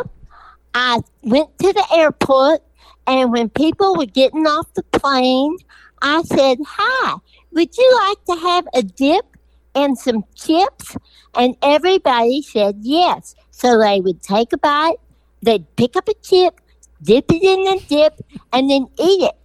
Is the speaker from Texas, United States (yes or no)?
yes; Lubbock, Texas, United States; I'm from Lubbock.